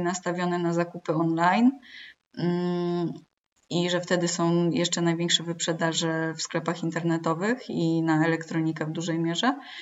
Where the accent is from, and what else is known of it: Poland